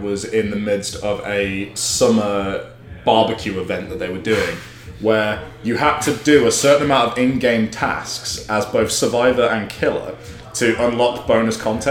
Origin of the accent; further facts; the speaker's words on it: Grantham, East Midlands, United Kingdom; moved away; I'm from Grantham.